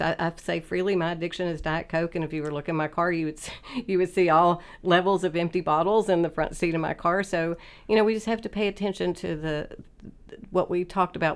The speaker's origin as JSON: {"language": "English", "town": "Oak Hill", "region": "West Virginia", "country": "United States", "tie": "born or raised there", "said": "I grew up in Oak Hill in Fayette County so it was a great place to grow up"}